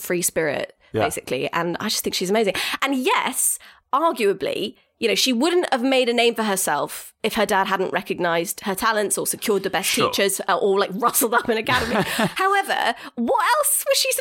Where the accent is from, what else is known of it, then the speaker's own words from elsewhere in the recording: United Kingdom; I'm so British.